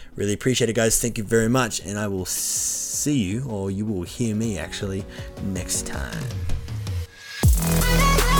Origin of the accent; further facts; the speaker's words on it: Orange, New South Wales, Australia; the local area I live